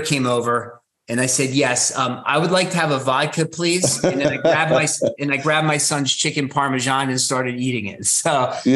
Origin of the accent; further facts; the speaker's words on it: Washington, District of Columbia, United States; I grew up in the Washington, D.C. area